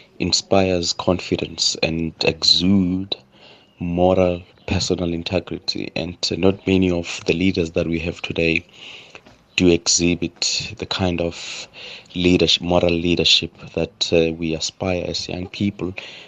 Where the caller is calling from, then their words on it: Cape Town, Western Cape, South Africa; I'm calling from Cape Town.